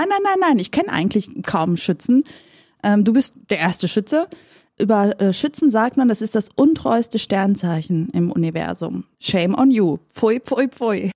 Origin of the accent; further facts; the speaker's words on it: North Rhine-Westphalia, Germany; ich bin tatsächlich in Nordrhein-Westfalen geboren und nicht in Griechenland